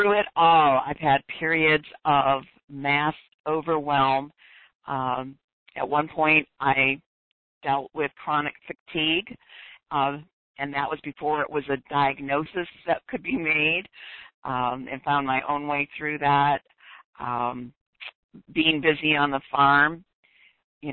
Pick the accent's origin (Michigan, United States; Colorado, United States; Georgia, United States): Michigan, United States; Detroit; moved away; born and raised in Detroit